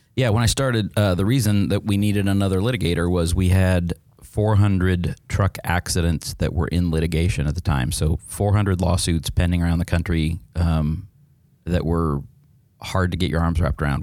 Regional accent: Neely, Nebraska, United States; moved away as an adult; also born or lived in Boston / Kansas City; I grew up in a town of fifteen hundred people in rural Nebraska.

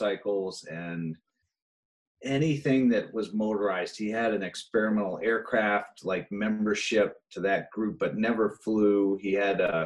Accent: Bangor, Maine, United States; I was born here in Bangor, and, you know, back in the 80s when I was a teenager

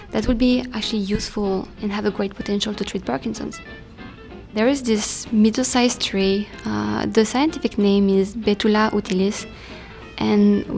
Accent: France; I'm from France

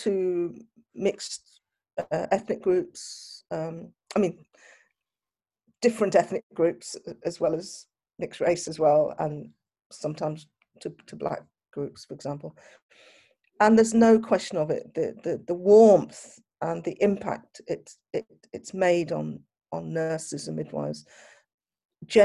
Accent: United Kingdom; I'm a Black British

